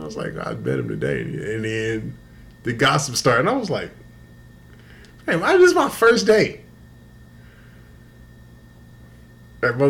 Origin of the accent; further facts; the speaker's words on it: Houston, Texas, United States; I'm from Houston